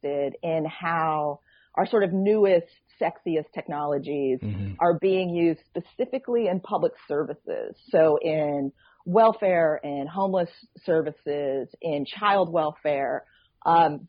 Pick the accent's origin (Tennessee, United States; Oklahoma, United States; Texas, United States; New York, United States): New York, United States; Troy; Troy, New York, which is my hometown, which is where I live